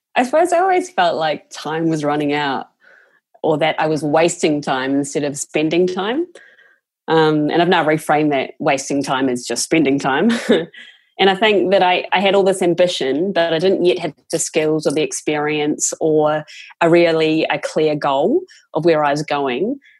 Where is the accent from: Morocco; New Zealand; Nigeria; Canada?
New Zealand; moved away; I was one of five kids, Catholic family, growing up in New Zealand.